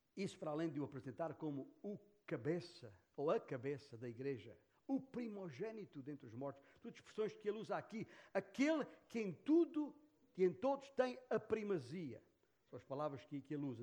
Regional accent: Portugal; em que fomos vítimas da perseguição comunista naquela cidade, naquela região, a minha terra natal.

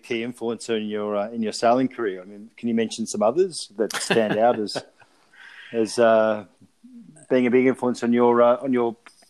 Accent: Australia; growing up in Australia

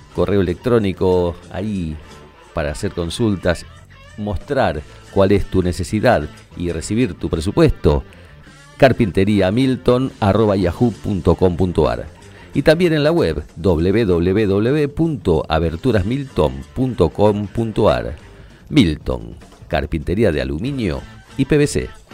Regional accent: Argentina; en nuestra cultura, somos argentinos

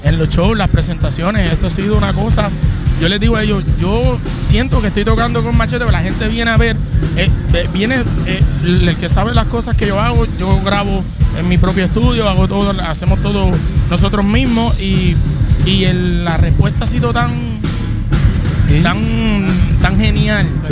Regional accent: San Sebastián, Puerto Rico; somos naturales de San Sebastián, del área oeste

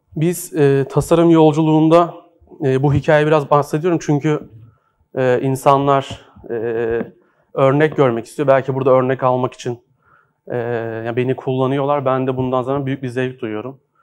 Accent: Horhor Antiques Bazaar, Istanbul, Turkey; orada doğdum, büyüdüm. E, hor Antikacılar Çarşısı'nda büyüdüm.

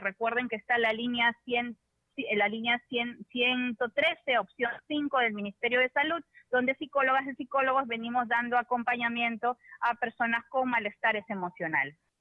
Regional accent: Peru; Todos como sociedad peruana

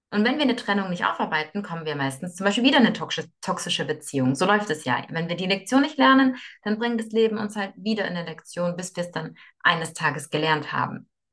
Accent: Moscow, Russia; moved away; ich bin in Moskau geboren

